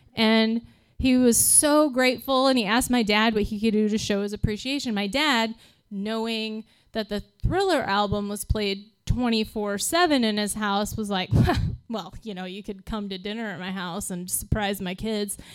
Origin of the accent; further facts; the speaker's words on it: Midwest, United States; we are from the Midwest